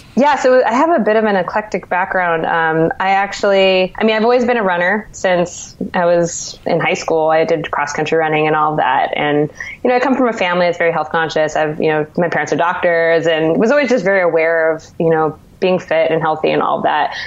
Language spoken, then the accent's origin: English; Santa Cruz, California, United States; now in New York, United States; I'm originally from Santa Cruz, California